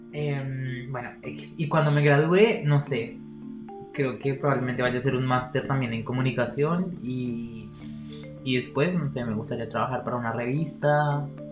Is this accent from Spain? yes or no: no; Bogotá, Colombia; moved away as an adult; also born or lived in Cologne, Germany; now in Berlin, Germany; tengo 23 años, nací en Bogotá, Colombia